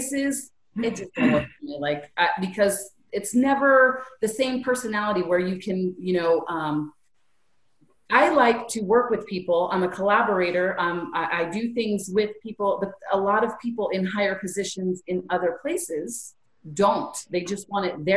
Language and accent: English; California, United States; I'm from Cali